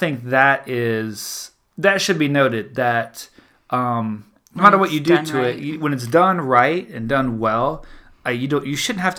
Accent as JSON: {"language": "English", "region": "the South", "country": "United States", "said": "Again, I'm a Southerner. That's what we always did growing up."}